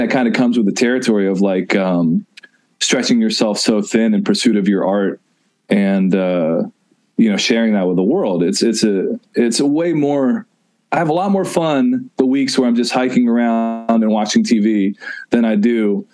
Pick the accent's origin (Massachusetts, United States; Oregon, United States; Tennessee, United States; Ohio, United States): Tennessee, United States; Nashville; I grew up in Nashville, Tennessee